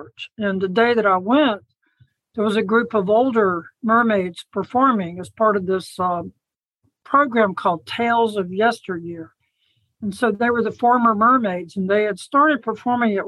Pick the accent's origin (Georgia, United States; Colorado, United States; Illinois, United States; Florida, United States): Florida, United States; Chattahoochee; I grew up in North Florida in Chattahoochee, which is a little town